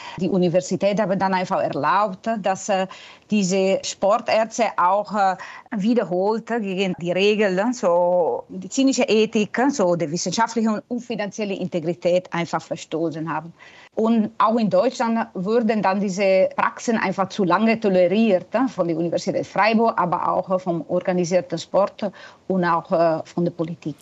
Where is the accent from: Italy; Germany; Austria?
Italy; German is a second language; moved away; Heimatland Italien